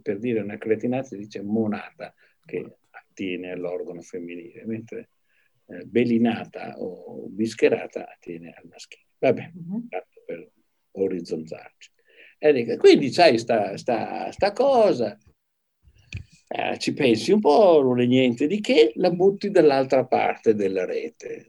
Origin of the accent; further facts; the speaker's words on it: Padua, Veneto, Italy; moved away; also born or lived in Arezzo; Io ero andato a Padova, perché io sarei cresciuto a Padova